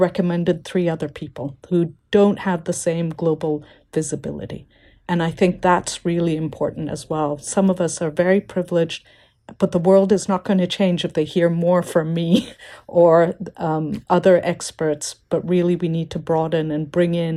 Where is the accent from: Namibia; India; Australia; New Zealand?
India; moved away; also born or lived in Africa; I'm an Indian citizen working in Africa